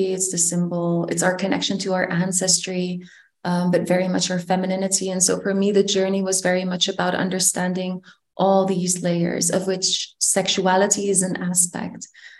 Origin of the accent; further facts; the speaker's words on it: Netherlands; I am originally from the Netherlands, but I was raised in multiple countries, which is why the way I navigate in life, or let's say my cultural inheritance is quite mixed.